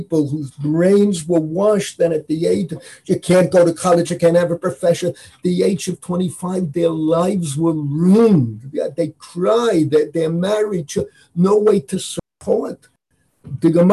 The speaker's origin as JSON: {"language": "English", "town": "New York City", "region": "New York", "country": "United States", "tie": "born or raised there", "moved": "as an adult", "lives_now": "Jerusalem, Israel", "said": "I was born and raised on Washington Avenue. In the Bronx"}